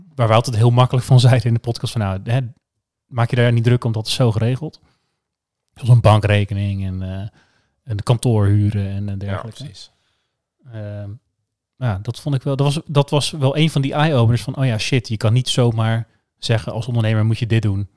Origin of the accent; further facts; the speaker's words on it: Alphen aan den Rijn, South Holland, Netherlands; ik kom uit Alphen